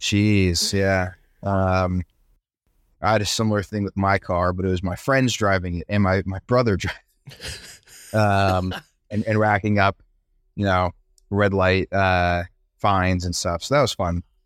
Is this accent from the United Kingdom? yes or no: no; Brazil; now in New York, United States; I grew up in Brazil, and we never got snow